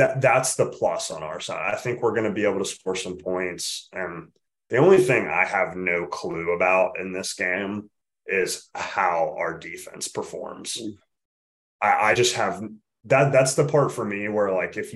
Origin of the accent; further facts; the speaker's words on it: Montgomery, Alabama, United States; I grew up in Montgomery, Alabama.